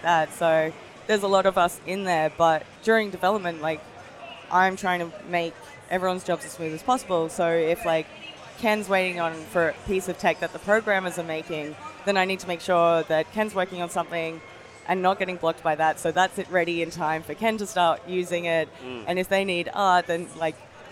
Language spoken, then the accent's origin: English; Australia; I'm Japanese Australian